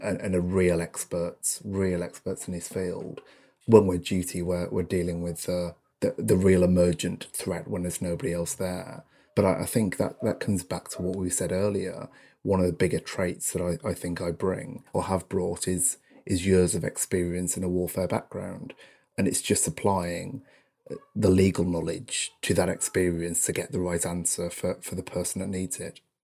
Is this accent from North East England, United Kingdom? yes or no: yes; North East England, United Kingdom; I, I come from the North East of England, um, from a fairly humble background, from a, a council estate, in fact